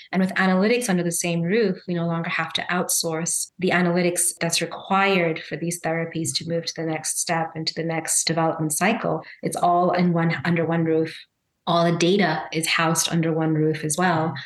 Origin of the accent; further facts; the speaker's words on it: Zambia; also born or lived in Chicago, United States / India (heritage); now in Philadelphia, United States; I'm Indian by heritage, Zambian by birth, and American by choice